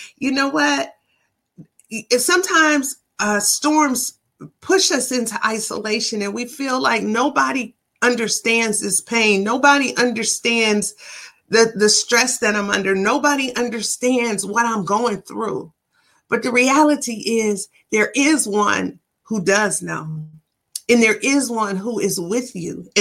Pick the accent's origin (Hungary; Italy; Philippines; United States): United States; Ann Arbor, Michigan; when I was young in my hometown of Ann Arbor, Michigan